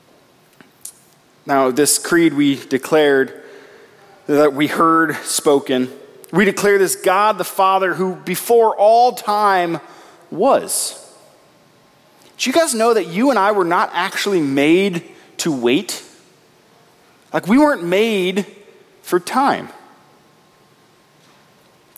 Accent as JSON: {"language": "English", "region": "Nebraska", "country": "United States", "tie": "born or raised there", "said": "I grew up in Nebraska, and I had the privilege for 1 year of living on a farm."}